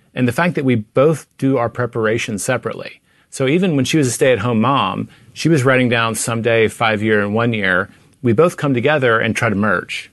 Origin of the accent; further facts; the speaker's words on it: Tennessee, United States; now in Texas, United States; I grew up in Tennessee